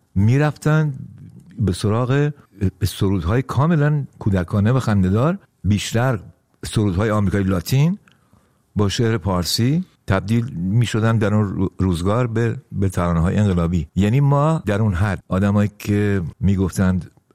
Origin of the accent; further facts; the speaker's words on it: Iran; moved away; ناراحت نیستم که چرا در ایران به دنیا آمدم